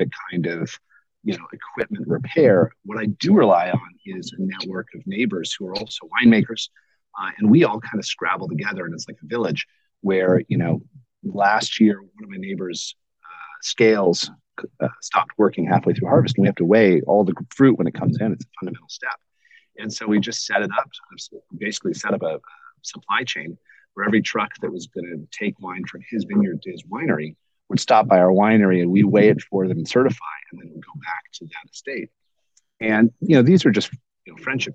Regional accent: California, United States; as a Californian

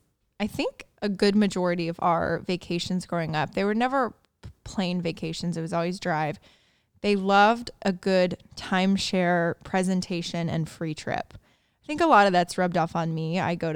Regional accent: Indiana, United States; I'm from Indiana.

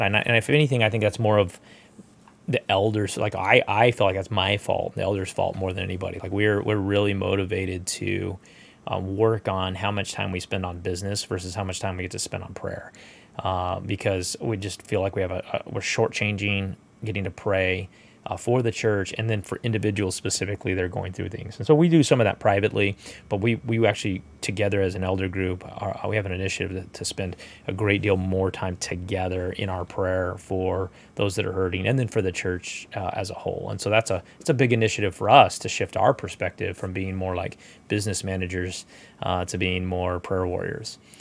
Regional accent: United States; We're American

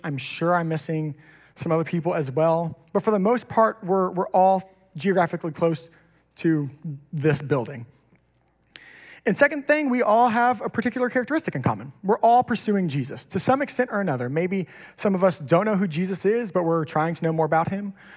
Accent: Kingwood, Texas, United States; I grew up in Kingwood. I've been here my whole life

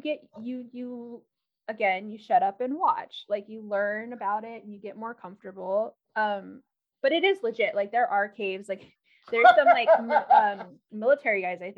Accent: Maui, Hawaii, United States; moved away; I grew up on Maui

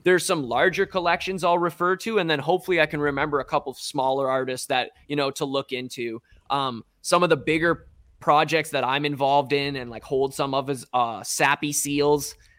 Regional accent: Strathroy, Ontario, Canada; now in London, Canada; I'm originally from Strathroy, an even smaller town

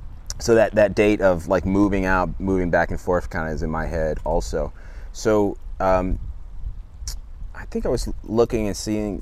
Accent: Loudoun County, Virginia, United States; now in California, United States; And so I grew up in grew up in Loudoun County also

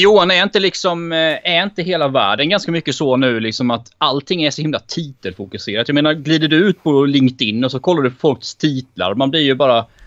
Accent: Växjö, Kronoberg County, Sweden; moved away; jag är från Växjö från början.

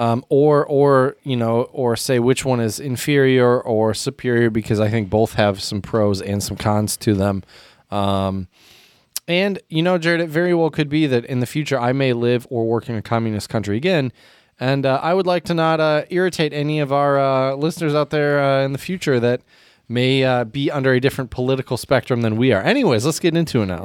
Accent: United States; as an American

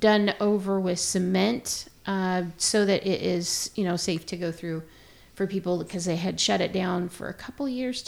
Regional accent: Pacific Northwest, United States; and I grew up in the Pacific Northwest

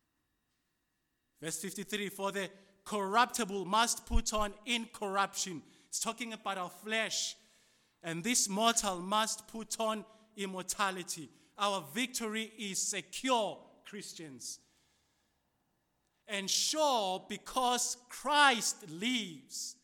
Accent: South Africa; As a South African

